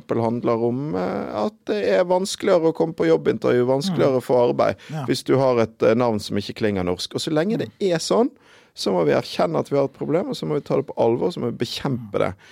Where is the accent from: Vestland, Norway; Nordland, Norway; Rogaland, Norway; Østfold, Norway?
Vestland, Norway; Bergen; jeg kommer fra Bergen